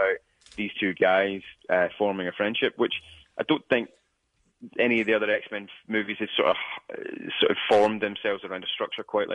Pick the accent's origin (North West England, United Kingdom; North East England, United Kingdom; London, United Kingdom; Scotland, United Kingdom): Scotland, United Kingdom; a young Scottish person